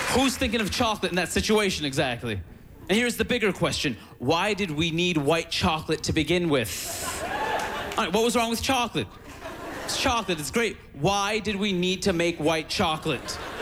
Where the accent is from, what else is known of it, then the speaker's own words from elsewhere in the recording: New York City, New York, United States; I'm from Queens, New York